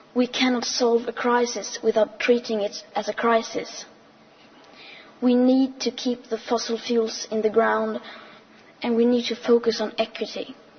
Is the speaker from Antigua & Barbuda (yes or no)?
no; Sweden; I am 15 years old and I'm from Sweden.